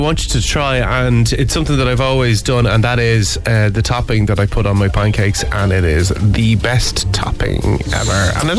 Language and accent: English; Ireland; as an Irish person